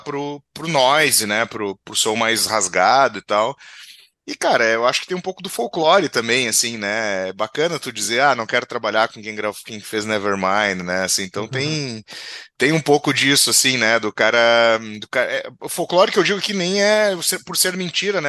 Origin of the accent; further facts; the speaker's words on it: Rio Grande do Sul, Brazil; aqui do Rio Grande do Sul